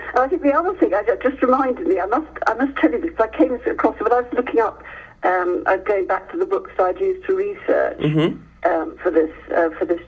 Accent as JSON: {"language": "English", "town": "Hereford", "region": "West Midlands", "country": "United Kingdom", "tie": "born or raised there", "moved": "yes", "said": "I grew up in Hereford"}